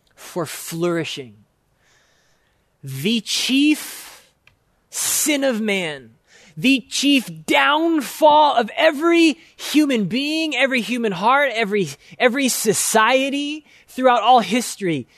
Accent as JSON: {"language": "English", "country": "United States", "said": "for us as American Christians"}